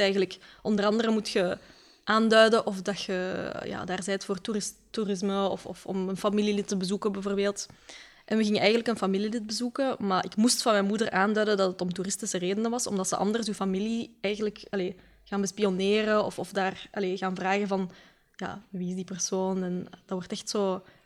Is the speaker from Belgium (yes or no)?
yes; Westmalle, Flanders, Belgium; ik kom van de Kempen, hè, dus het is daar echt extreem wit eigenlijk, de samenleving. Eh, toen ik op school zat in Westmal, in Sint-Jan